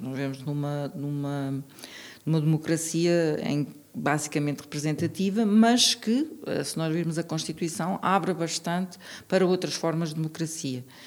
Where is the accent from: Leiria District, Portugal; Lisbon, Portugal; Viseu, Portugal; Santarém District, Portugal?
Santarém District, Portugal; Tomar; now in Braga, Portugal; eu vivi em Tomar, eu sou de Tomar